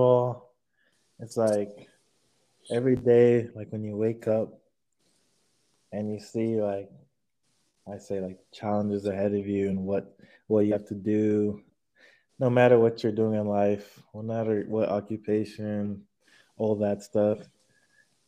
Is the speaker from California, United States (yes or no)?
yes; Sacramento, California, United States; playing for my hometown team